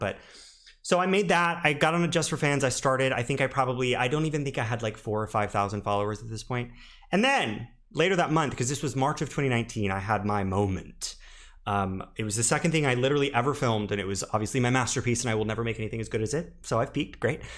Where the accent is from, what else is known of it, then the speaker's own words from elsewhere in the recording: the South, United States; moved away; I'm originally from the South